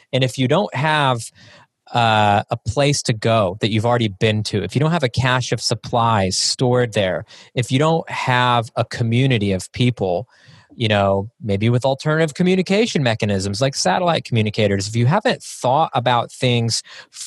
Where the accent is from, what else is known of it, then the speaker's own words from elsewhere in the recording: Texas, United States; I grew up in Texas, so it's in my upbringing